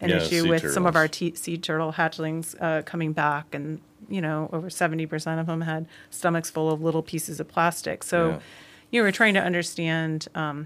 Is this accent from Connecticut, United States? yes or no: yes; Connecticut, United States; moved away as an adult; also born or lived in Santa Cruz, California; now in Florida, United States; I'm an East Coast girl. I was born in Connecticut